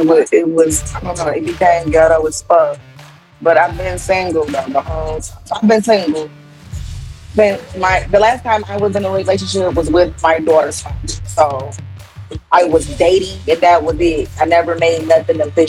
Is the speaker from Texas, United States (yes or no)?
no; Detroit, Michigan, United States; I'm from Detroit, Michigan. Represent, right. Born and raised.